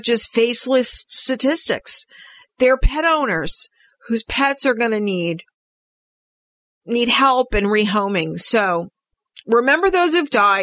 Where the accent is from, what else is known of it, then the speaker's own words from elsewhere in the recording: New York, United States; I'm from New York